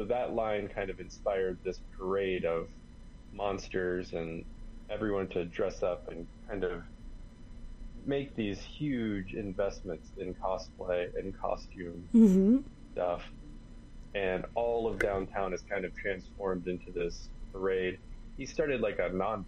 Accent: Jacksonville, Florida, United States; I grew up in Jacksonville

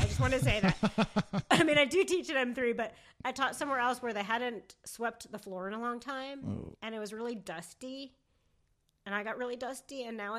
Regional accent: New Jersey, United States; accent: New Jersey; moved away; also born or lived in Athens, Georgia; I am from New Jersey, but I don't like to sound that way.

